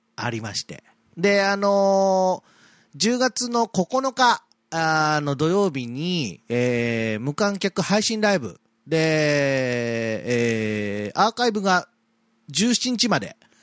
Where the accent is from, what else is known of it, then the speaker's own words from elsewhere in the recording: Yamato, Kanagawa, Japan; 私が生まれ育った町の大和